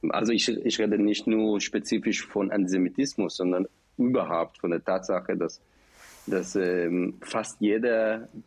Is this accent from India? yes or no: no; Israel; German is a second language; als er meinen Akzent hörte und fragte, woher ich komme, ich komme aus Israel